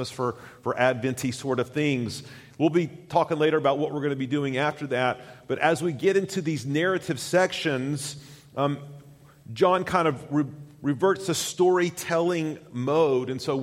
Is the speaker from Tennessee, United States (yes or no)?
yes; Tennessee, United States; moved away; I grew up in Tennessee, went to college at the University of Tennessee